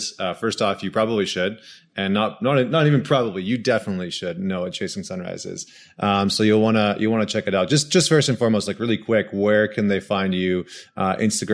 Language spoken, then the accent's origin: English; Alberta, Canada; I'm an Alberta boy